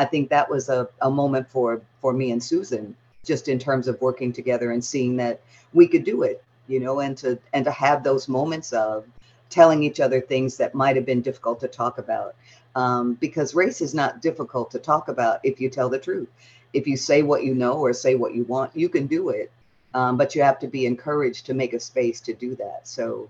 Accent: Detroit, Michigan, United States; now in Atlanta, United States; I was a little girl in an all-Black neighborhood on the all-Black west side of Detroit, reading Ibsen

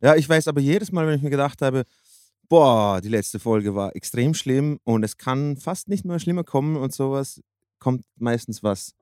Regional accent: Austria; als Österreicher

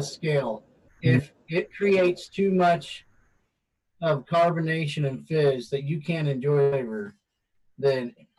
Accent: Guam; born there; he was born in South Korea and I was born in Guam, but we're totally American citizens.

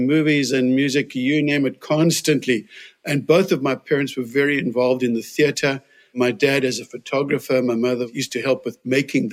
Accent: Cape Town, Western Cape, South Africa; moved away as an adult; now in United States; Born in Cape Town, the tip of Africa. I still think the most beautiful city in the world. And I grew up in Cape Town, spent all my years there until actually emigrating to the United States

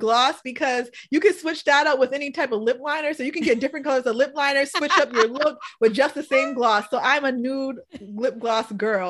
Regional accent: New England, United States; But I love my snow because I'm from New England.

